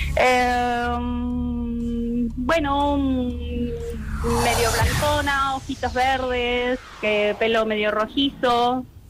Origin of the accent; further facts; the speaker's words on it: Argentina; Yo soy argentina